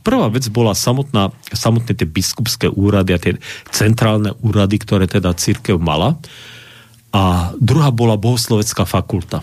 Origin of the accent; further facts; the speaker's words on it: Košice, Košice Region, Slovakia; ja som Košičan, teda však som vyrastal v Košiciach